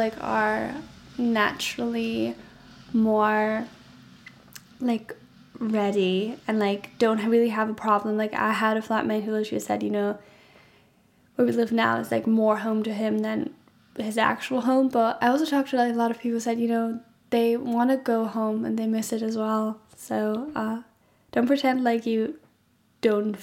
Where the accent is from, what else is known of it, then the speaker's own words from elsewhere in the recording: Germany; moved away as an adult; now in Scotland, United Kingdom; I study in Scotland and I'm originally from Germany. So I'm studying abroad and I moved abroad for this as well